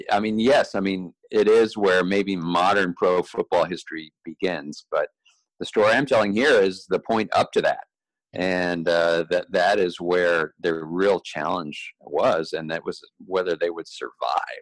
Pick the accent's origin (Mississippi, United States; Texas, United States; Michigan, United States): Texas, United States; Dallas; I grew up in Dallas, uh, Texas